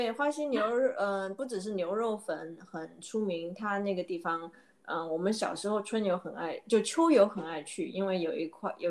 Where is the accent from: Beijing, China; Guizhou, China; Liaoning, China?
Guizhou, China; Guiyang; moved away; 我是来自贵州贵阳